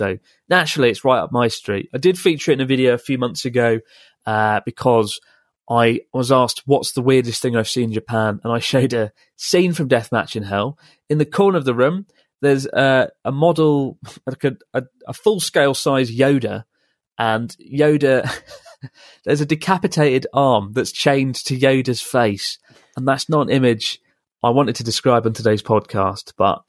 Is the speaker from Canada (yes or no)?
no; Mexico; We were born and raised in Mexico and speak Spanish to each other.